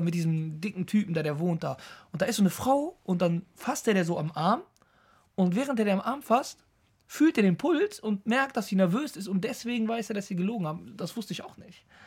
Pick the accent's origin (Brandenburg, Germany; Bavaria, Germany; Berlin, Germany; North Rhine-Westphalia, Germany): North Rhine-Westphalia, Germany; Düsseldorf; Ich komme aus Düsseldorf.